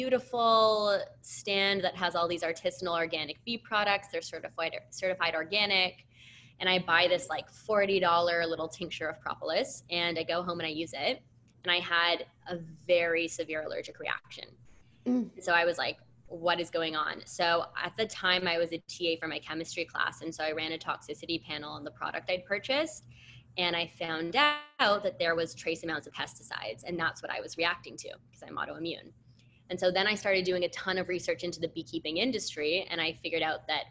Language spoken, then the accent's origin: English; Canada; I'm from Canada and I did university in Canada